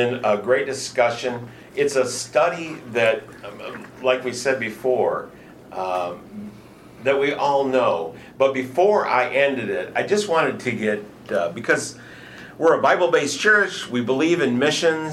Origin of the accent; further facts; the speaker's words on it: Michigan, United States; now in Houston, United States; I'm from Michigan